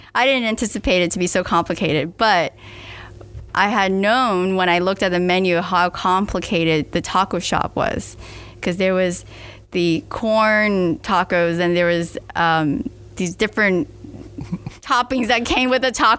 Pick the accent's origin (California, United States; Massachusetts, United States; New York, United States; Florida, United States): Florida, United States; Miami; I was born and raised in Miami